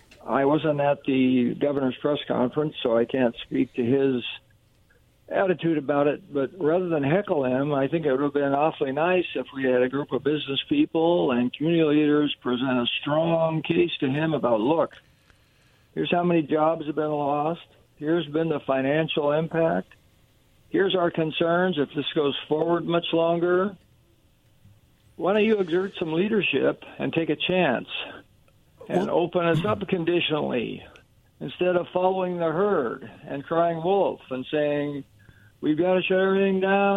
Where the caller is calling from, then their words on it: Kennewick, Washington, United States; You're from Kennewick again.